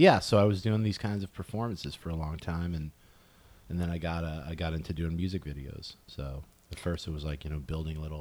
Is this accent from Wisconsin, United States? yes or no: no; West Haven, Connecticut, United States; moved away as an adult; also born or lived in Chicago; now in Los Angeles, United States; I grew up in Connecticut, West Haven, Connecticut